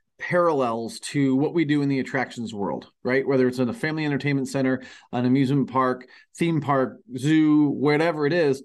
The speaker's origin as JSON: {"language": "English", "area": "outside of Cleveland", "region": "Ohio", "country": "United States", "tie": "born or raised there", "said": "We were living, you know, just outside of Cleveland."}